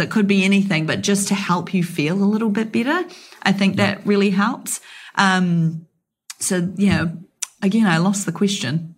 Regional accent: New Zealand; me being a New Zealander

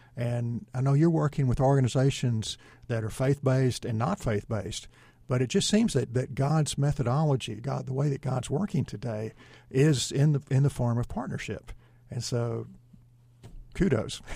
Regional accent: East Texas, United States; I'm from East Texas

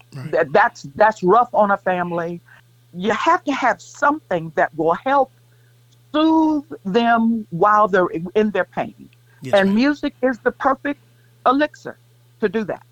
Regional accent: Kansas City, United States; moved away as an adult; also born or lived in Greensboro, North Carolina; I can't say I'm really from Kansas City

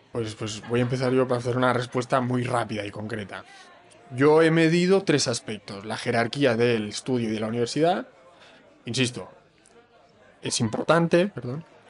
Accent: Palma, Balearic Islands, Spain; also born or lived in Bologna, Italy; now in Barcelona, Spain; Nací en Palma de Mallorca

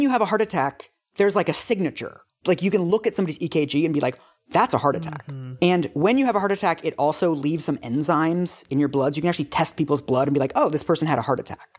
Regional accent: United States; also born or lived in London; I, as an American

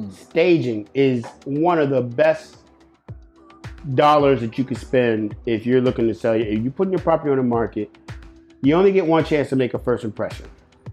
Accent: Catskill, New York, United States; But that's crazy because I grew up on Catskill.

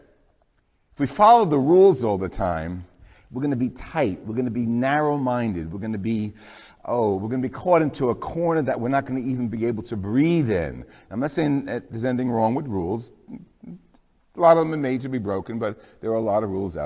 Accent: New Jersey, United States; I'm from New Jersey

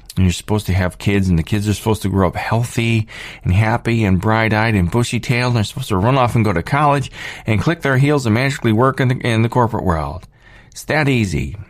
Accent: United States; I'm born here, here in, here in the United States

